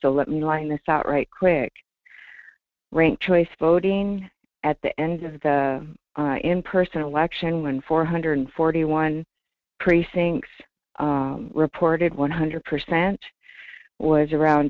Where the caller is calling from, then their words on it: Talkeetna, Alaska, United States; I'm calling from Talkeetna.